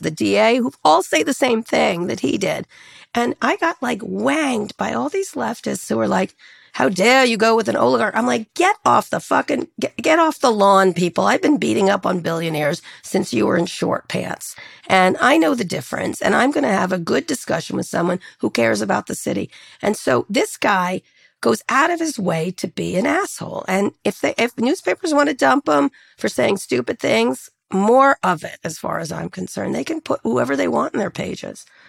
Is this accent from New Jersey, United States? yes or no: yes; Princeton, New Jersey, United States; moved away; where I grew up in Princeton